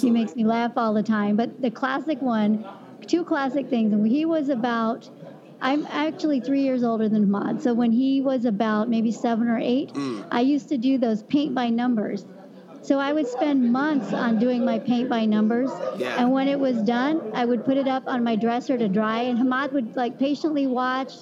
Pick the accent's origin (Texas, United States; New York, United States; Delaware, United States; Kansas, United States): Kansas, United States; growing up in Kansas